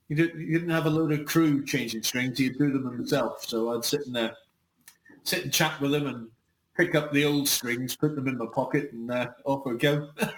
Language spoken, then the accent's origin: English; Belfast, Northern Ireland, United Kingdom; was from Belfast, and I was from Belfast